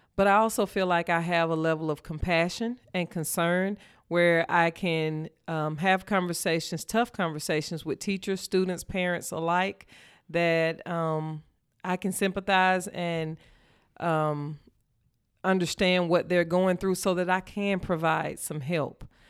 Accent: Shannon, Mississippi, United States; I grew up in Shannon, Mississippi, Poplar Springs community

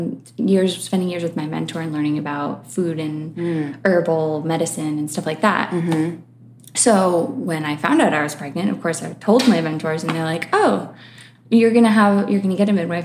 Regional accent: Connecticut, United States; born there; also born or lived in Florida; now in Los Angeles, United States; I was born in Connecticut.

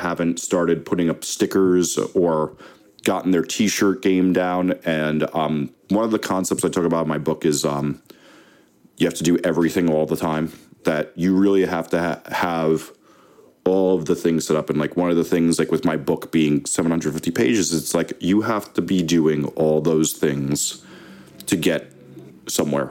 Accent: New Jersey, United States; I'm from Jersey

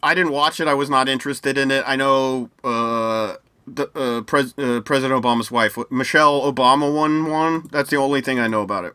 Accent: United States; I'm from the US

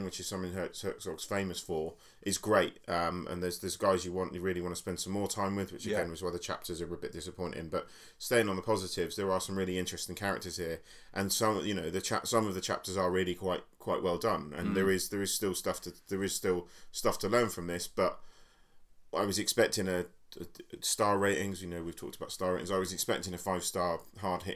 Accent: Basingstoke, South East England, United Kingdom; my hometown of Basingstoke

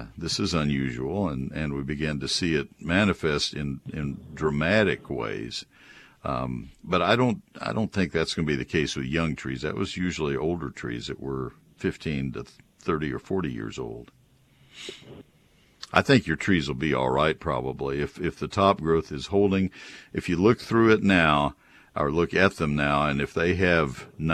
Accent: College Station, Texas, United States; also born or lived in Ohio; I grew up in College Station

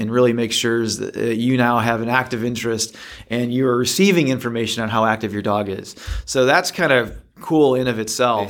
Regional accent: Midwest, United States; moved away; I'm originally from the Midwest.

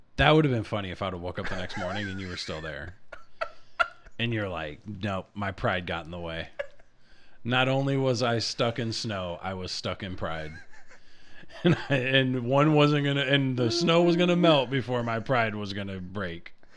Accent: China; now in United States; I was born in China

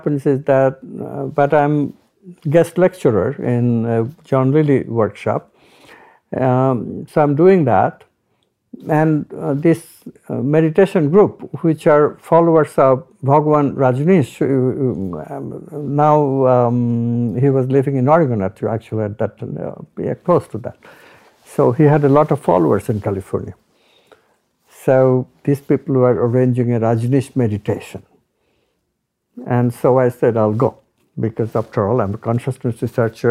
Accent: India; I'm Indian

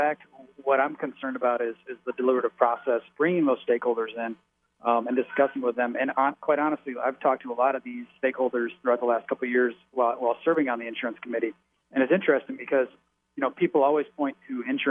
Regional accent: Farwell, Michigan, United States; also born or lived in Florida; my wife and I born and raised in Farwell, and which is where we live now.

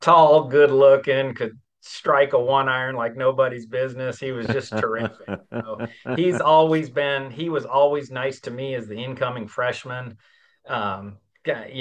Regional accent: Prescott, Arizona, United States; moved away as an adult; also born or lived in Nebraska; now in Birmingham, United States; my hometown in Prescott

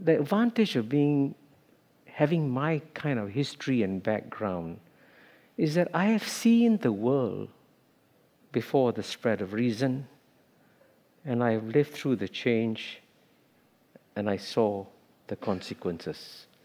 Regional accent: Singapore; When I grew up in Singapore as a child

